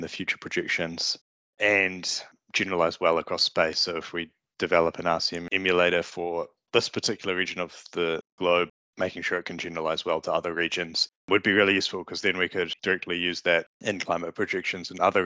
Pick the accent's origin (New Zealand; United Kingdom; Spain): New Zealand; accent: Kiwi; also born or lived in California; my Kiwi accent